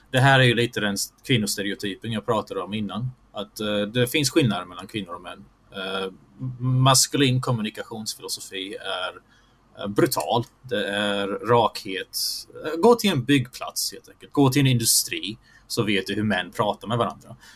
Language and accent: Swedish; Bosnia & Herzegovina; jag är bosnisk muslim i, i grunden.